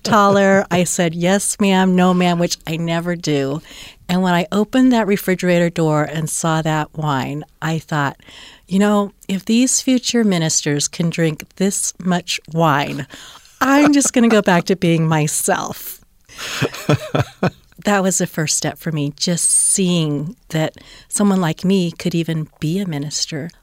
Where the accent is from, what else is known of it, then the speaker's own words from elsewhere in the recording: Oklahoma, United States; also born or lived in Cheyenne, Wyoming; now in Salt Lake City, United States; I grew up in the Bible Belt in Oklahoma